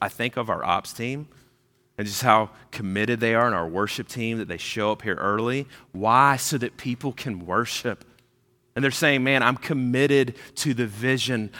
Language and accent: English; Georgia, United States; moved away as an adult; also born or lived in South Carolina / Kentucky; now in Orlando, United States; I grew up in Georgia. I lived there for years and years.